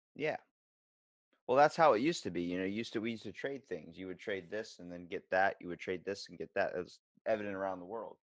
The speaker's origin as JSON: {"language": "English", "town": "Ocean City", "region": "Maryland", "country": "United States", "said": "I'm from Ocean City, Maryland. I'm East Coast, not West."}